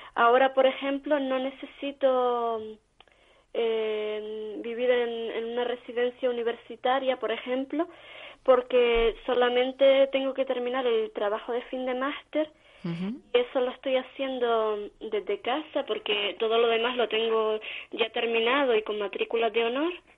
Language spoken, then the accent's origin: Spanish; Vega de San Mateo, Canary Islands, Spain; aquí en mi pueblo, en San Mateo